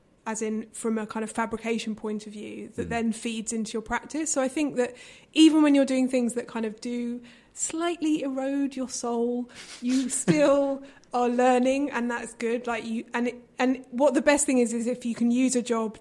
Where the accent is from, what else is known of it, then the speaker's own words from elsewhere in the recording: London, United Kingdom; I grew up in London, mm-hmm, in kind of inner city London